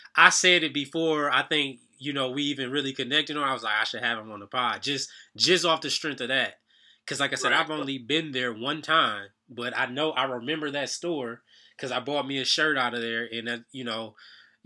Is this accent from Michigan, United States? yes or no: yes; Saginaw, Michigan, United States; now in Georgia, United States; I'm from about an hour and a half even north of Detroit. I'm from Saginaw, Michigan.